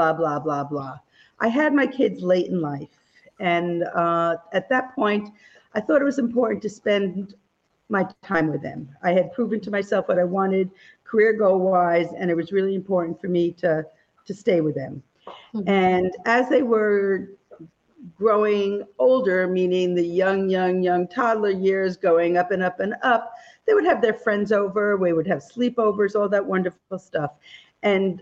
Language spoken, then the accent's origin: English; Stamford, Connecticut, United States; moved away as an adult; also born or lived in Syracuse, New York; now in Westchester County, United States; I'm originally from Stamford, Connecticut